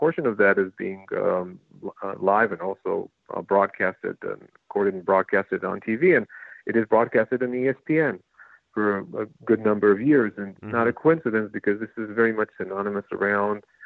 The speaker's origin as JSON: {"language": "English", "country": "Israel", "moved": "as an adult", "lives_now": "New Jersey, United States", "said": "I come from Israel"}